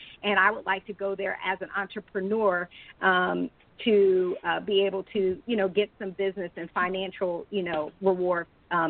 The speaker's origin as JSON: {"language": "English", "country": "United States", "said": "as an American or African American"}